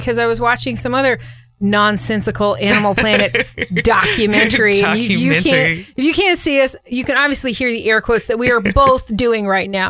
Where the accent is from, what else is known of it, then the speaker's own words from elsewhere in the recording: Homosassa, Florida, United States; I grew up in the swamp of Florida. Like, I grew up in Homosassa.